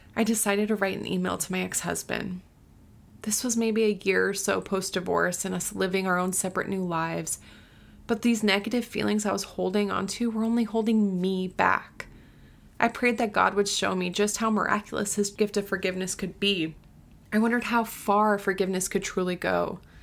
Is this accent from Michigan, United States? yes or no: no; Florida, United States; also born or lived in Southern California / Uganda; now in Tennessee, United States; I grew up in Florida